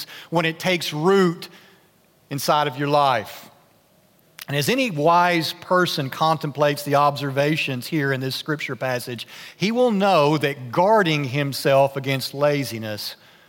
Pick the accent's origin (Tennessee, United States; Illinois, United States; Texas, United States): Tennessee, United States; Nashville; moved away; I grew up in Nashville